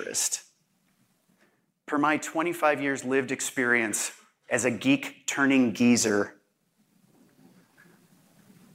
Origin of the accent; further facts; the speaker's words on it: Chicago, Illinois, United States; as a Chicagoan